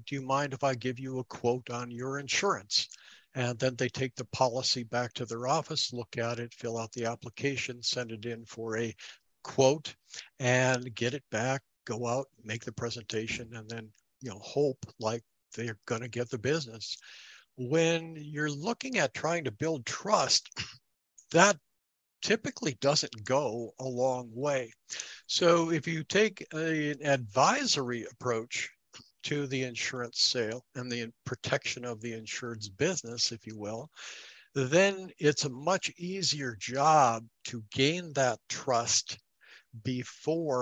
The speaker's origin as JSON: {"language": "English", "region": "North Dakota", "country": "United States", "said": "I hail from North Dakota"}